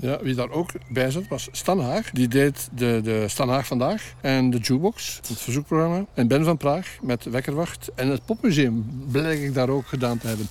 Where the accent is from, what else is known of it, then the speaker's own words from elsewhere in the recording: Hamme, Flanders, Belgium; Dat is, eh, begonnen in de tijd bij Radio Forest in Hamme, vond ik voor mezelf, ehm, symbolisch en een heel speciale, eh, tijd en belevenis, omdat dat vanuit mijn geboortedorp ging